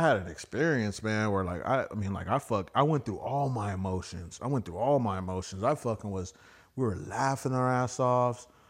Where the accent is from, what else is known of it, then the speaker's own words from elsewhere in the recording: United States; I'm American